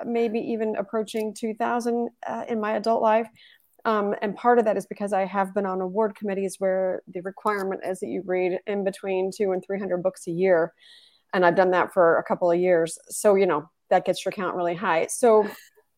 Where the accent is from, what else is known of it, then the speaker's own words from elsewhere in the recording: Texas, United States; moved away as an adult; now in Tallinn, Estonia; I am from Texas